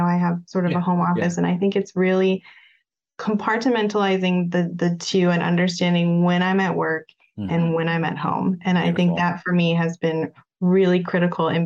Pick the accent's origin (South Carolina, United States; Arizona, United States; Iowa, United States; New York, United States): Arizona, United States; Prescott; now in Phoenix, United States; I'm from Phoenix originally, or from the area, I should say originally, it's actually Prescott, but you know, it's been 10 years since I've lived here